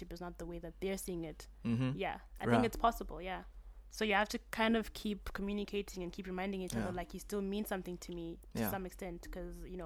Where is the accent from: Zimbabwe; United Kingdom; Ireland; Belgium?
Zimbabwe; accent: British; now in China; I grew up in Zim with my mom for the most of the part of where I was growing up